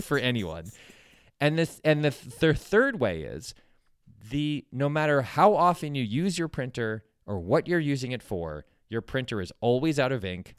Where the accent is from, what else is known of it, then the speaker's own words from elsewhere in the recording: West Hartford, Connecticut, United States; When I was a kid, there was a C V S in my hometown that was, uh, about five blocks away. for, in West Hartford, Connecticut